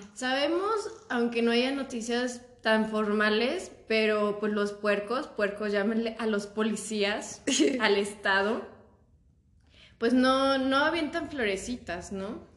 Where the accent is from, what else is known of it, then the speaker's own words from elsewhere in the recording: Mexico; no soy de México, pero pues toda mi vida he estado aquí